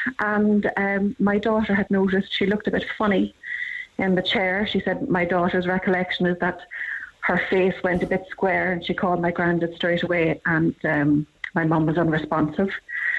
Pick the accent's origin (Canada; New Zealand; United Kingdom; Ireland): Ireland; Cork, Munster; So I'm originally from Cork. I have been living up here for the past 19 years.